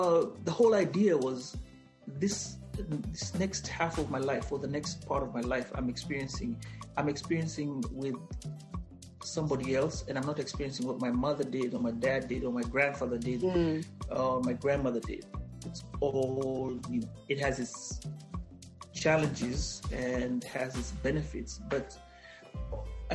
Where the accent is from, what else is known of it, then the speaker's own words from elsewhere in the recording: Kenya; moved away as an adult; now in United States; my first 20 years, was living as a Kenyan in Kenya.